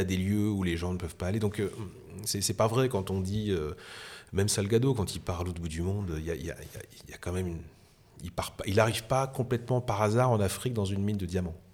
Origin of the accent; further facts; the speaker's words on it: France; accent: French; avec mon accent euh, français, hein, parce que je parlais très mal anglais